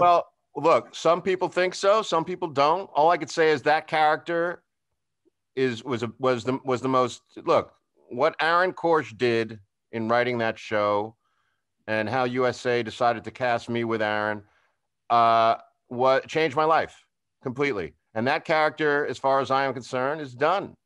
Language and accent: English; Long Island, New York, United States; moved away as an adult; also born or lived in Los Angeles; I'm from New York. I'm from Long